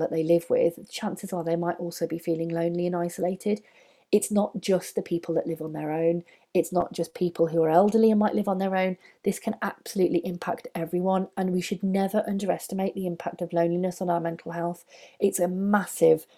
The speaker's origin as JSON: {"language": "English", "country": "United Kingdom", "said": "we're British"}